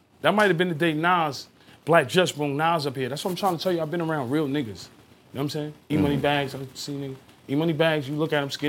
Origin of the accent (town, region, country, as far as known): New York City, New York, United States; born or raised there; also born or lived in Brooklyn, New York